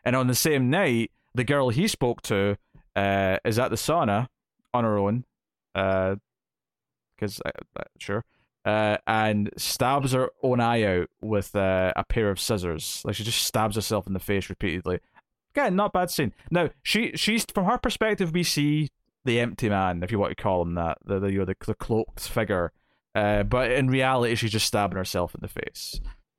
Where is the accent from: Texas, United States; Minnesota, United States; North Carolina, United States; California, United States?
California, United States; San Francisco; I grew up in San Francisco.